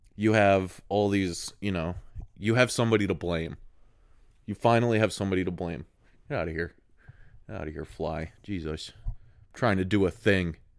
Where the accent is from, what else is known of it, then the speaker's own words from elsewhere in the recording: United States; a guy that's in America, so I'm very American thinking